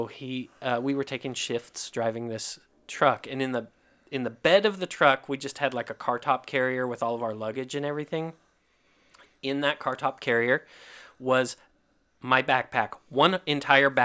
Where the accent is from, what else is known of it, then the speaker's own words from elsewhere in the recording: Kentucky, United States; moved away; also born or lived in Idaho; I'm from Kentucky. I grew up in Kentucky